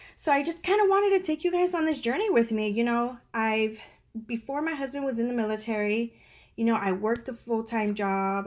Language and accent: English; San Diego, California, United States; moved away as an adult; also born or lived in Colorado Springs, Colorado; now in Virginia, United States; we are originally from San Diego, California